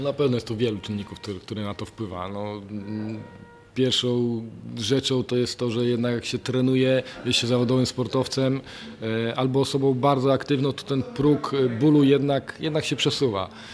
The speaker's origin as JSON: {"language": "Polish", "town": "Lubań", "region": "Lower Silesian Voivodeship", "country": "Poland", "said": "pochodzę z małej miejscowości, z Lubania"}